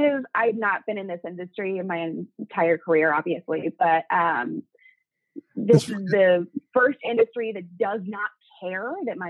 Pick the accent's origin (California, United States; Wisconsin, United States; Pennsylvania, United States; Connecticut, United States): California, United States; also born or lived in Texas; Well, I was born in Texas. I moved a ton growing up, but I've lived the majority of my life in Southern California, basically middle school through high school, and then I came back after college.